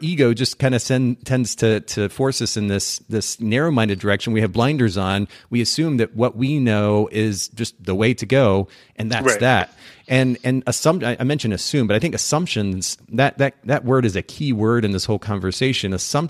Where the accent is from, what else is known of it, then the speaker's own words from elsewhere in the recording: Japan; So I grew up in Japan.